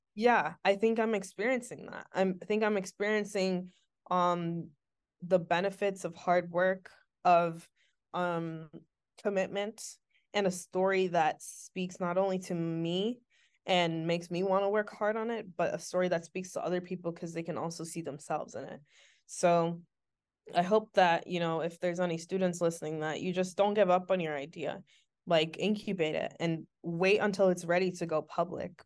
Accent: Syracuse, New York, United States; I was a kid from Syracuse with an iPad and a dream

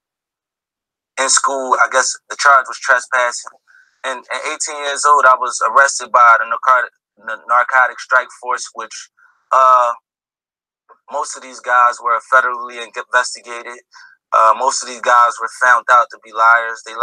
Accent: United States; I grew up in America in a ruthless neighborhood where we're not protected by police.

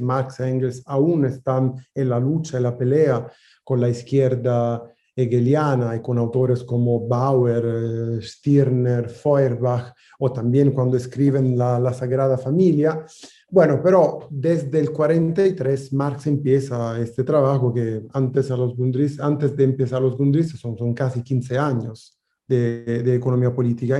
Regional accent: Italy; Spanish is a second language; moved away; países donde yo nací, Italia o Francia o Alemania

